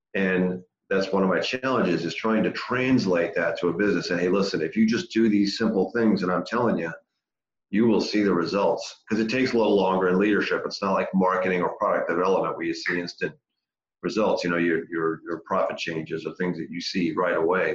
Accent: Massachusetts, United States; moved away; I grew up in Massachusetts, born and raised.

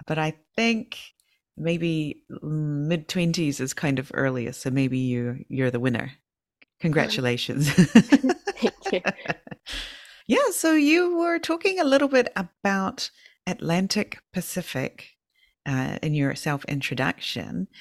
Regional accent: New Zealand; now in Fukushima, Japan; I'm from New Zealand

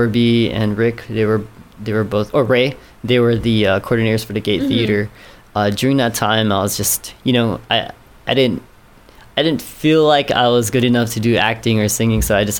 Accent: Guam

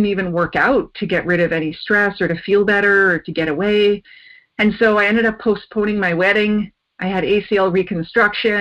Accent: Ontario, Canada; moved away as an adult; also born or lived in Japan; now in British Columbia, Canada; I grew up in Ontario

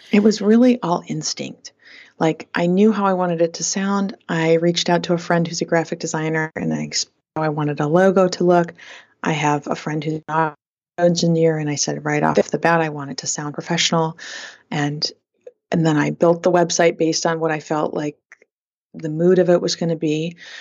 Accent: Flint, Michigan, United States; growing up in Flint, Michigan

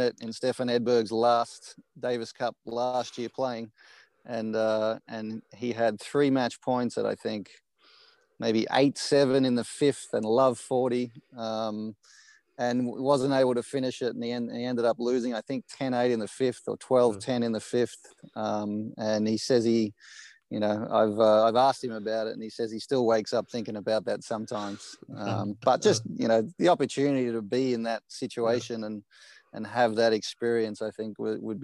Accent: Australia; moved away; I was born in Australia and raised there

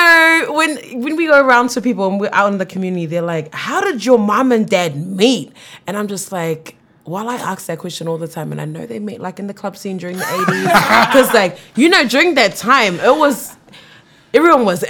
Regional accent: Auckland, New Zealand; also born or lived in Mangere, South Auckland; I am of African Cook Island descent, brought up in Roskill, so central, just down the road over here, and moved over to Mangere when I was 10 years old

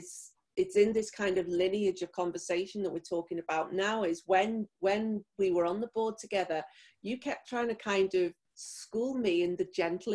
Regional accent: near Liverpool, North West England, United Kingdom; I'm from about 4 miles away

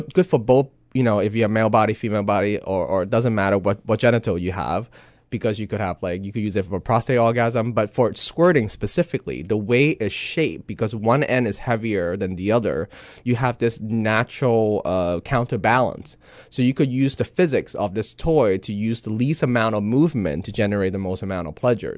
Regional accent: Hong Kong; moved away; growing up in Hong Kong, you kinda have this East and West, you know, meet

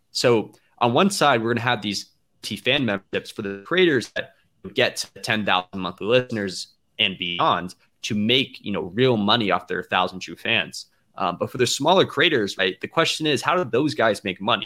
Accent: Atlanta, Georgia, United States; I'm from Atlanta

